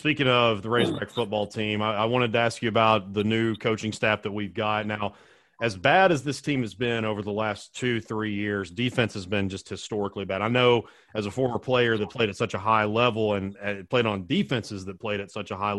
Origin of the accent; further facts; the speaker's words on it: Sherwood, Arkansas, United States; So I'm actually from Sherwood